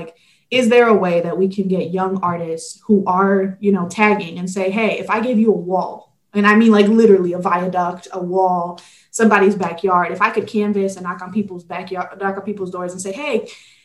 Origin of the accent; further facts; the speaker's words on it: Detroit, Michigan, United States; also born or lived in Guadalajara, Jalisco, Mexico; I was born in Guadalajara, Jalisco, Mexico. And then I immigrated to Detroit when I was 4.